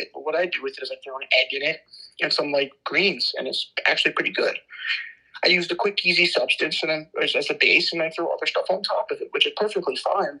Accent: United States; as an American

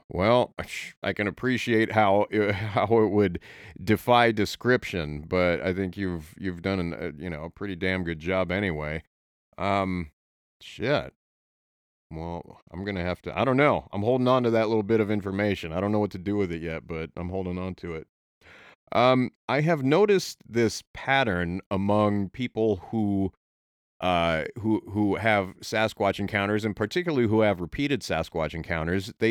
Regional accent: Oregon, United States; born there; I was born in Oregon, but I didn't I didn't I haven't lived in the area much throughout my life

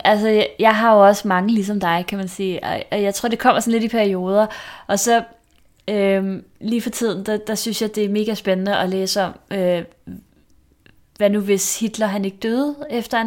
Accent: Vestegnen, Capital Region of Denmark, Denmark; nu er jeg jo selvfølgelig fra Vestegnen

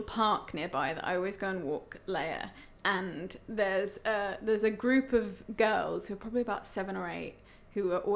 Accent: England, United Kingdom; moved away as an adult; now in Germany; I'm English

